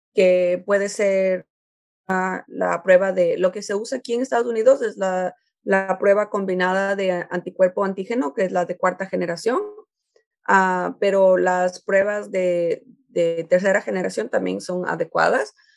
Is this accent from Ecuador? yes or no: yes; Ecuador; now in United States; yo soy de Ecuador